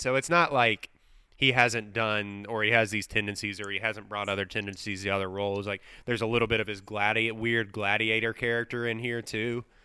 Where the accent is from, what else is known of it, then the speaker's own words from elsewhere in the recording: Livingston, Texas, United States; one screen theater in my hometown of Livingston, Texas